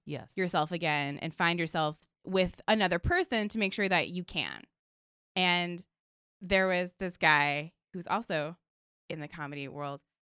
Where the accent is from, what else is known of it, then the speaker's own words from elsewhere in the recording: Virginia, United States; because I'm from Virginia, so I took the Mega Bus for like 8 years back and forth